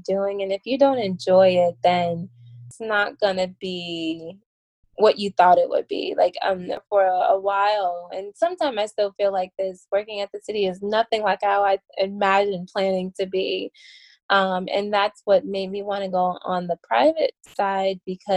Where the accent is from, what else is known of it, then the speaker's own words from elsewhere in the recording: Chicago, Illinois, United States; moved away; Chicago, because that is my hometown, and I have a very strong desire not to live there, not to move back